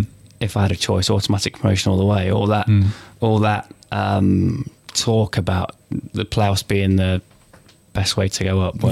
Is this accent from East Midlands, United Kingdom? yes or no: yes; Nottingham, East Midlands, United Kingdom; We're from Nottingham.